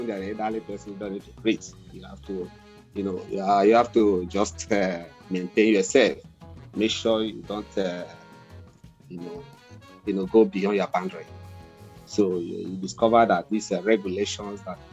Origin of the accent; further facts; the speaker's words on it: Delta, Nigeria; moved away as an adult; now in Malaysia; I'm from Nigeria, I'm from Delta State, Nigeria.